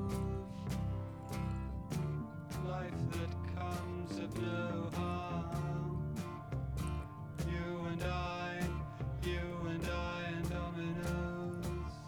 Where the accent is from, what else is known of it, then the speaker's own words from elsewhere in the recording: Anaheim, California, United States; growing up in Anaheim